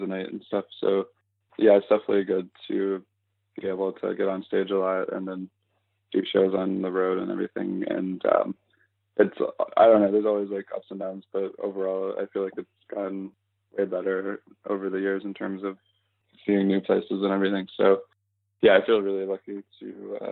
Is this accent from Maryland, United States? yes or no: no; Louisville, Kentucky, United States; moved away; if I do shows in Louisville and when I'm there, my hometown